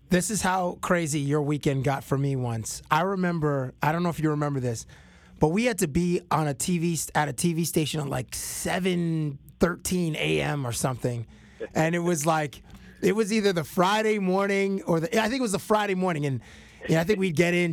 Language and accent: English; Toronto, Ontario, Canada; I grew up in Toronto